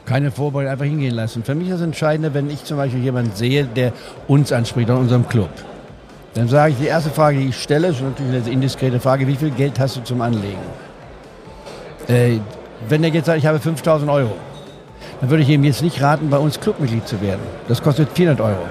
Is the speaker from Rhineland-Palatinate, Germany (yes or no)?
no; Goslar, Lower Saxony, Germany; moved away; in Goslar hat, wo ich aufgewachsen bin